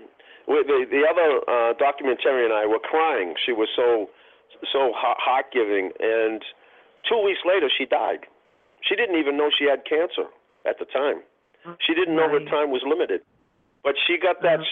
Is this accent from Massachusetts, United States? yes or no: yes; Boston, Massachusetts, United States; a kid, a white kid growing up in Roxbury